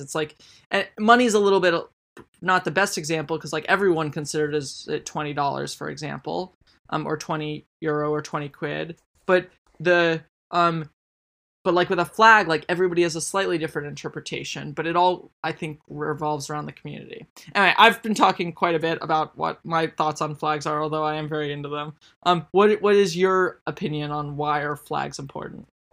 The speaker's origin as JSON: {"language": "English", "country": "United States"}